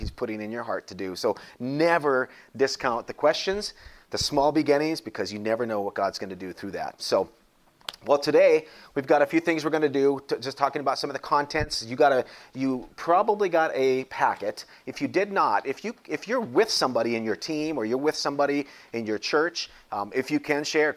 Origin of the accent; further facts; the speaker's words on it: North Dakota, United States; now in Springfield, United States; I grew up in North Dakota, so there weren't many cities around there.